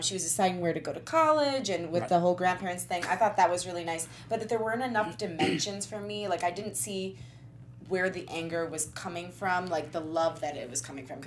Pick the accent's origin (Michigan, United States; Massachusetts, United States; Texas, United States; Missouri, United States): Michigan, United States; Detroit; I grew up in Detroit with a lot of Greek